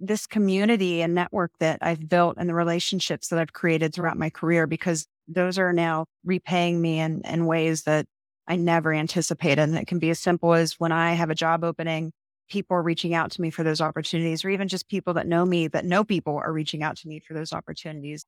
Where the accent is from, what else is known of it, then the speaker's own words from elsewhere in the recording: Marietta, Ohio, United States; my hometown and my, where I got my bachelor's degree, married at college